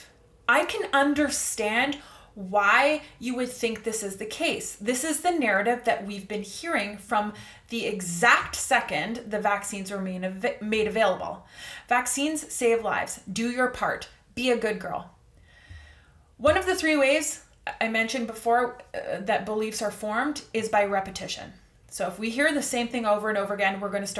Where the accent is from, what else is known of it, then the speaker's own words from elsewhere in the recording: Canada; I'm going to speak from the perspective of a Canadian here. I'm Canadian